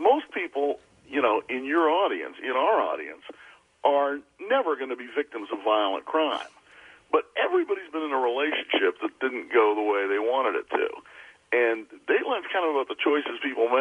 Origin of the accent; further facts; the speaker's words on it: Washington, District of Columbia, United States; moved away as an adult; also born or lived in California / South America / Haverford / New York; now in Los Angeles, United States; I grew up in D.C. after